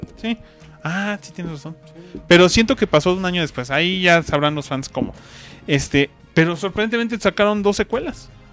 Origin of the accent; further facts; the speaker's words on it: Mexico; somos mexicanos